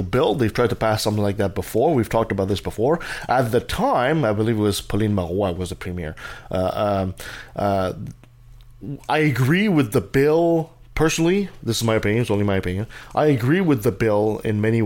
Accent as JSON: {"language": "English", "region": "Quebec", "country": "Canada", "said": "as a Canadian and as a Quebecer"}